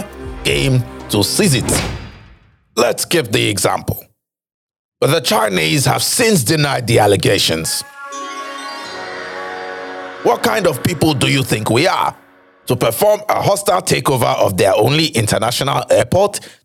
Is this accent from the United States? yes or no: no; Nigeria; my home country, Nigeria